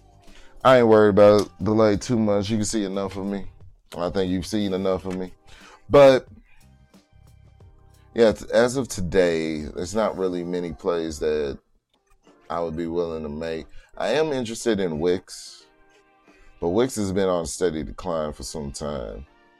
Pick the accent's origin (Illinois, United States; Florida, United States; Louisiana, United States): Louisiana, United States; New Orleans; But sorry, I'm talking like I'm from New Orleans. I am.